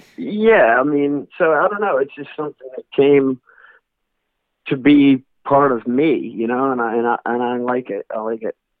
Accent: North Carolina, United States; moved away; also born or lived in New Orleans, Louisiana; I was born in North Carolina, so that's where my dad took us to church at then

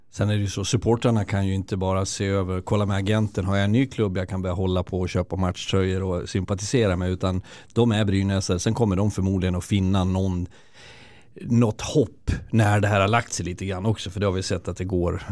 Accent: Leksand, Dalarna County, Sweden; moved away; also born or lived in Karlskoga; jag som är född och uppvuxen i Leksand, så när jag varit borta i tjugo

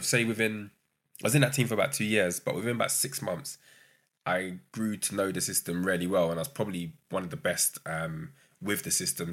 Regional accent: London, United Kingdom; also born or lived in Brighton; growing up in London, I went to uni in Brighton

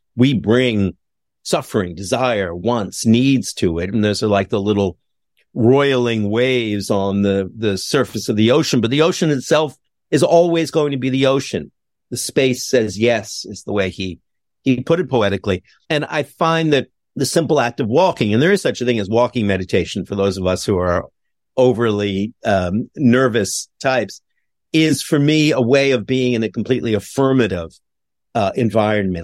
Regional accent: Montreal, Quebec, Canada; my hometown of Montreal

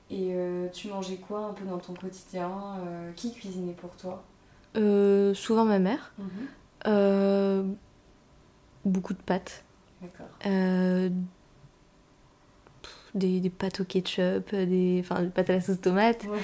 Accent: Hauts-de-France, France; des pommes de terre, du coup, je viens du Nord, ah, beaucoup de patates.

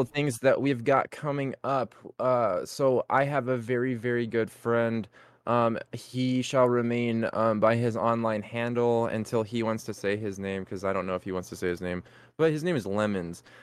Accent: California, United States; we're from California

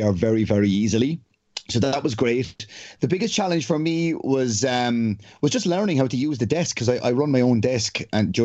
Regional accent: Ireland; as an Irishman

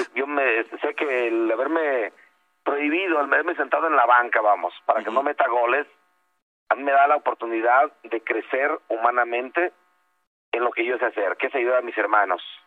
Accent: Tancítaro, Michoacán, Mexico; mi pueblo, yo soy de Tancítaro

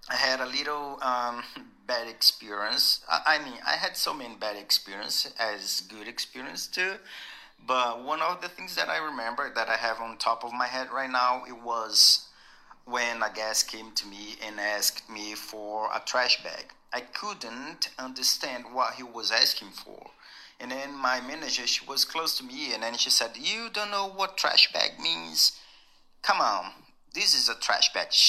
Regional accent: Brazil; English is a second language; moved away as an adult; also born or lived in United States; I'm from Brazil.

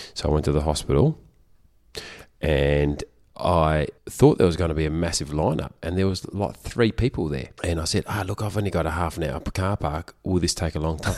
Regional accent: Australia; I am such an Aussie bloke.

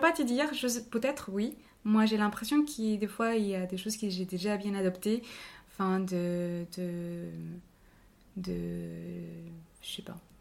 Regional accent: Cali, Valle del Cauca, Colombia; French is a second language; moved away as an adult; also born or lived in Bogotá, Colombia / Palmira, Colombia; now in Bordeaux, France; je suis née et, euh, à Cali. Moi, j'ai vécu toute ma vie euh, dans son petit village qui est juste à côté de Cali. Mais on va dire que ma, euh, mon enfance et mon adolescence étaient passées entre Cali et ces petites villes-là.

